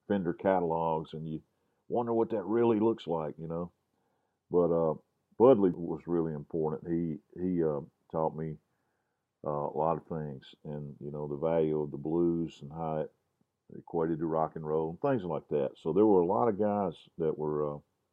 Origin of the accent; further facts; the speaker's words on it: Grenada, Mississippi, United States; now in Jackson, United States; my buddy Alan Purdy, who I grew up with in Grenada